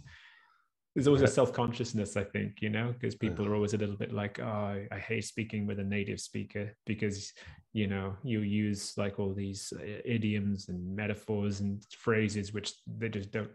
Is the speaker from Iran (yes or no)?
no; United Kingdom; And as British, and I think you get it, you know, in parts of the US as well, where it's like, you know, it's like English is like, it's all I know.